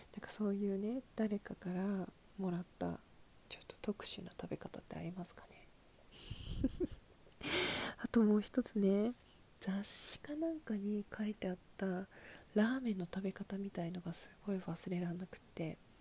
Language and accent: Japanese; Hokkaido, Japan; now in Tokyo, Japan